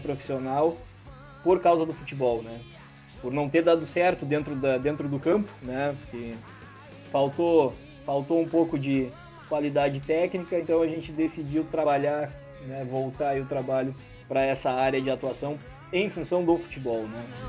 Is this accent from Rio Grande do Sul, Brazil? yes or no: yes; Rio Grande, Rio Grande do Sul, Brazil; lá do meu bairro, lá da Ilha dos Marinheiros